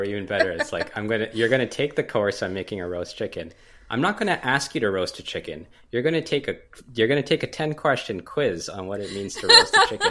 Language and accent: English; Canada; I'm Canadian, so I'll say Z.